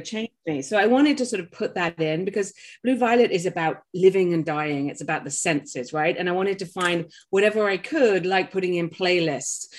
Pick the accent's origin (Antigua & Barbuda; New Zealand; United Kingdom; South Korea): United Kingdom; England; now in Maine, United States; I'm English by birth